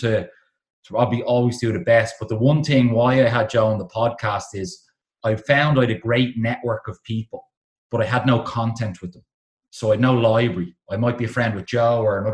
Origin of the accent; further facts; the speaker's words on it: Dublin, Leinster, Ireland; I'm from South Dublin originally, Dean's Grange